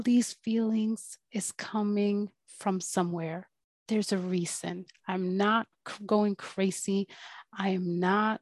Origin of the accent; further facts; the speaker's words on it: Sweden; growing up in Sweden to parents that were pretty well off